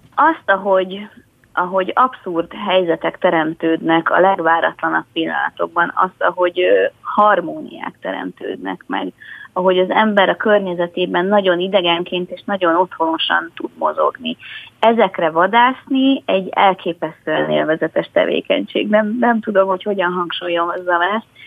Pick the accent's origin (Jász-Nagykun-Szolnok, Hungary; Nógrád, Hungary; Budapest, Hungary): Budapest, Hungary; Budán a 12. kerületből, ahol én is felnőttem